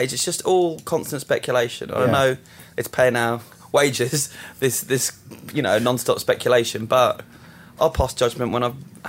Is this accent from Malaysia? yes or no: no; England, United Kingdom; accent: English; Who's the English person that's not me?